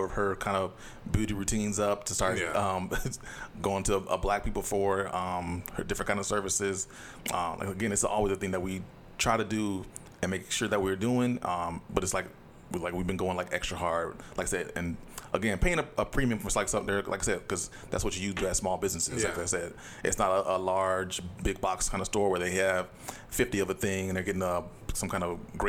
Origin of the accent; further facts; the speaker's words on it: Saint Paul, Minnesota, United States; I grew up in the Midway area, kind of Frogtown area for most of my life